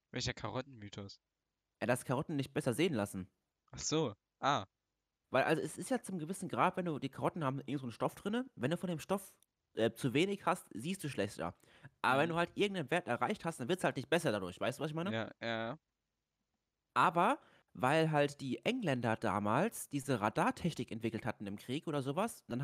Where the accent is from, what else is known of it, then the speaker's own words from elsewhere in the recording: Austria; Moin, ich bin aus Österreich und warum kennst du kein Pesto?